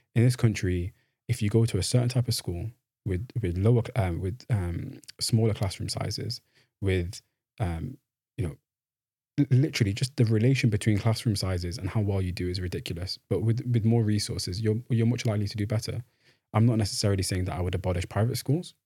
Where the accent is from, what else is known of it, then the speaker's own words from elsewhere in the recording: Manchester, North West England, United Kingdom; moved away as an adult; now in Oxford, United Kingdom; I'm from Manchester. I, I grew up, um, in Manchester, um, born in Morside, lived in Fallowfield for a little bit, and then came back to Morside.